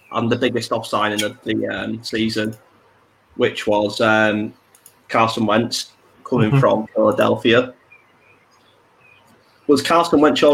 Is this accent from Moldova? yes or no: no; England, United Kingdom; we're English